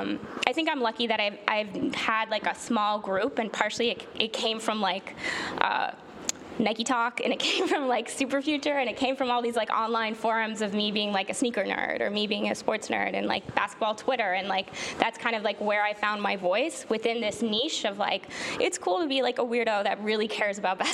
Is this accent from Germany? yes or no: no; Canada; also born or lived in Toronto; I'm Canadian